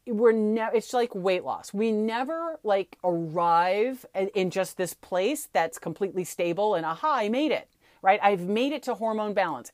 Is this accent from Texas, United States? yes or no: no; St. Louis, Missouri, United States; Where I grew up in Saint Louis, we say aunt